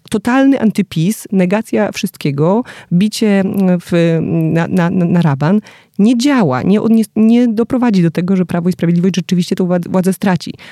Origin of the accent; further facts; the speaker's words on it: Wrocław, Lower Silesian Voivodeship, Poland; ja jestem z Wrocławia